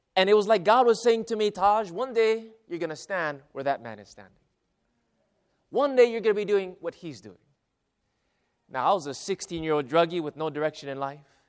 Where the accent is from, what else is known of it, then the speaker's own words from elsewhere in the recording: Hawaii, United States; moved away as an adult; also born or lived in Arizona / Central California; now in California, United States; my hometown. Now, I didn't, I didn't live in a huge city or anything, but it was a, a country, uh, town in, in, uh, in Hawaii